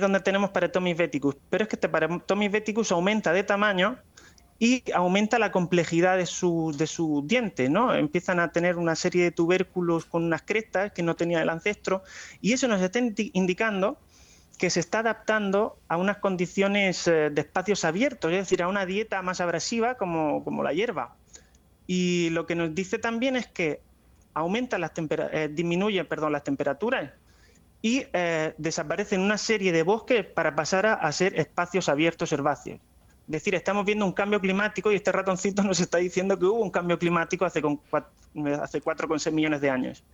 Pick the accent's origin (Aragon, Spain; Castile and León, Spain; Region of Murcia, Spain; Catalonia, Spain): Region of Murcia, Spain; Águilas; moved away as an adult; now in La Plata, Argentina; soy de Águilas